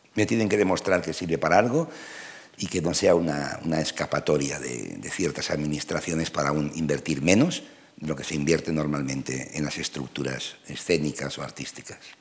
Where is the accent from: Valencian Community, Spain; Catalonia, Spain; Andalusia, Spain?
Catalonia, Spain; first language Spanish; also born or lived in Madrid; soy profundamente catalán, enteramente español